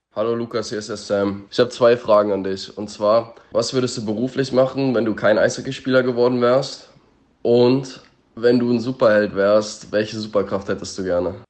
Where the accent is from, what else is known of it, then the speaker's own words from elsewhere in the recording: Germany; now in United States; bei uns in Deutschland.